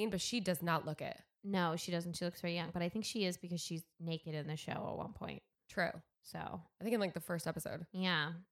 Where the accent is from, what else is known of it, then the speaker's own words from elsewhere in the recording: Connecticut, United States; I'm from Connecticut.